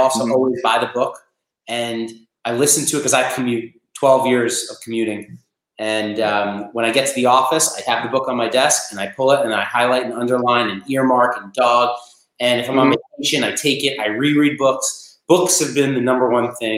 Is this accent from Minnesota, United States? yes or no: no; New York, United States; also born or lived in Massachusetts; I'm from New York. At the time, I was in boarding school in Massachusetts